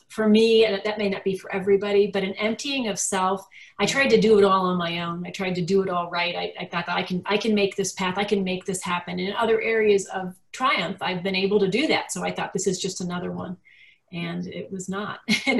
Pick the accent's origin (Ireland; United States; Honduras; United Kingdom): United Kingdom; Like we have a joke that I'm too British to be funny.